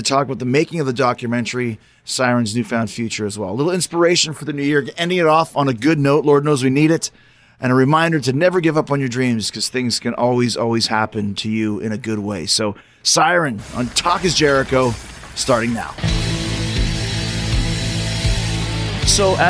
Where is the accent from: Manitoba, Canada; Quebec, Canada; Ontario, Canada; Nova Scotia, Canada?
Manitoba, Canada; Winnipeg; I grew up in Winnipeg, Manitoba.